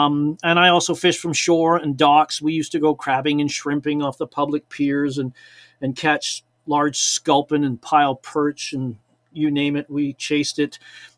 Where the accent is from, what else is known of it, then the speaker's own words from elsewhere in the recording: Liverpool, North West England, United Kingdom; born there; moved away; we went fishing at a local lake in a place called Sefton Park, because I was born in Liverpool, England.